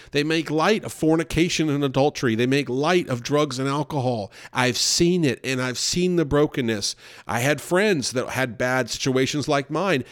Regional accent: New York, United States; also born or lived in Louisville, Kentucky; I was in New York

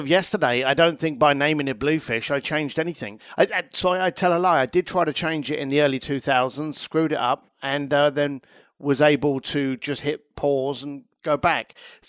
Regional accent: Ireland; now in London, United Kingdom; As an Irish lad in London, I was always questioning things.

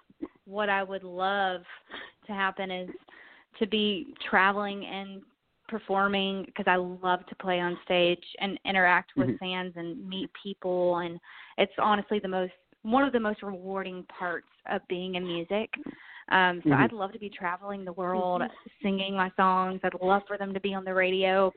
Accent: Texas, United States; moved away as an adult; now in Nashville, United States; I'm from Texas.

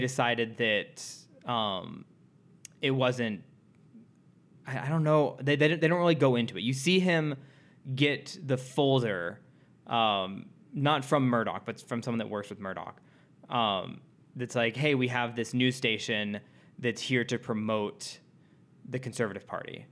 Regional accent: United States; being an American

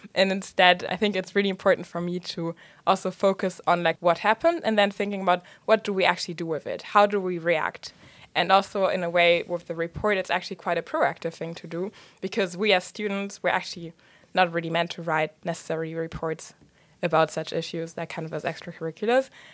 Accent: Germany; moved away; I was raised in Germany

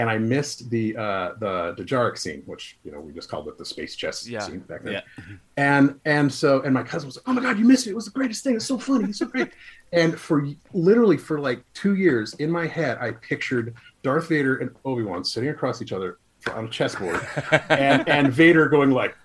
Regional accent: United States; I'm an American kid

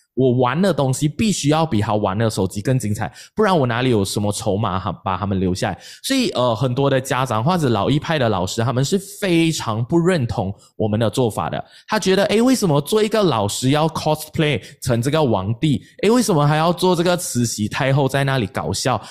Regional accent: Malaysia; 我们马来西亚人

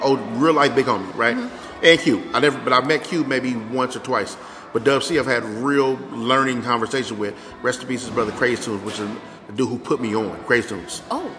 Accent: Inglewood, California, United States; I was born in Inglewood

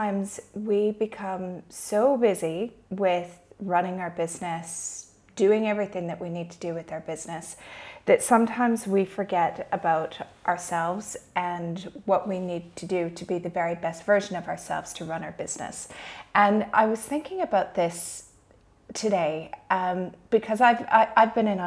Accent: Canada; moved away as an adult; now in Dubai, United Arab Emirates; Originally, I'm from Canada, but I've been living in Dubai for the past 14 years.

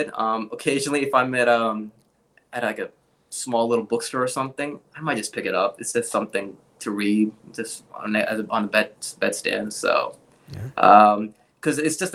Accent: Pakistan; English is a second language; moved away; growing up in Pakistan

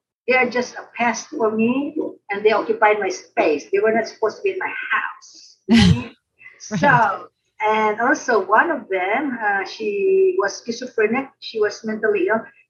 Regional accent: Philippines; now in United States; I grew up in the Philippines, grew up in a Christian home

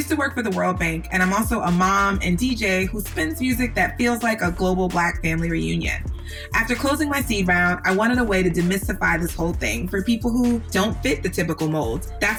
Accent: New York, United States; I'm from New York

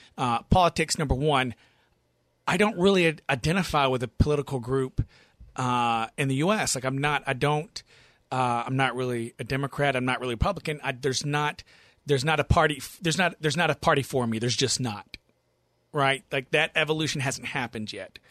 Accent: the South, United States; born and raised in the South

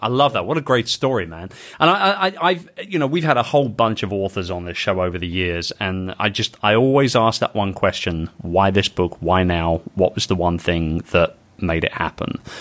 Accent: London, United Kingdom; my hometown of London

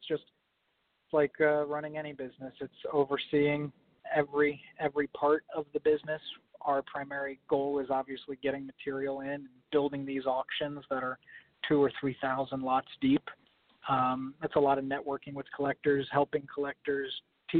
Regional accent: New York City, New York, United States; I grew up in the New York City area

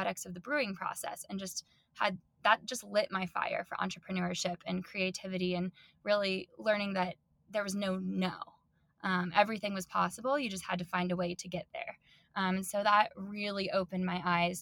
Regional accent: Denver, Colorado, United States; moved away as an adult; also born or lived in New Zealand; I was born and raised in Denver.

